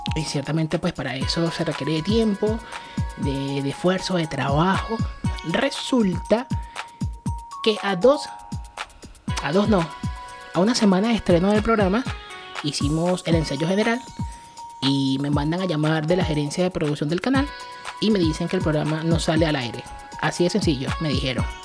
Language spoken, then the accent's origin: Spanish; Venezuela; accent: Venezuelan; moved away; soy venezolano. Ser venezolano. Con orgullo, lo digo. Soy venezolano en cualquier parte del mundo y jamás, jamás voy a cambiar mi acento.